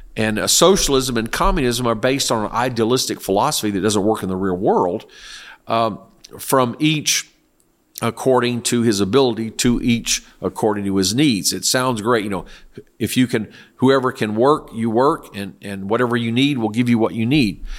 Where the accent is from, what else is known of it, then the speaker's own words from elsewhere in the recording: South Korea; moved away; I lived in, I grew up in Korea.